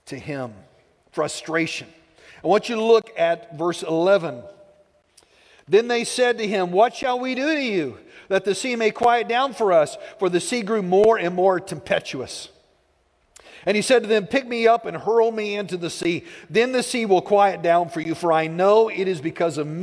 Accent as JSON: {"language": "English", "town": "Plainview", "country": "United States", "tie": "born or raised there", "said": "I grew up in Plainview"}